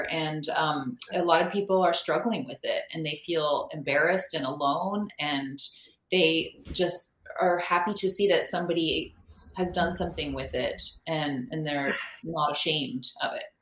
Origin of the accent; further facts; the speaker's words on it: Reno, Nevada, United States; moved away; also born or lived in Seattle; I'm originally from Reno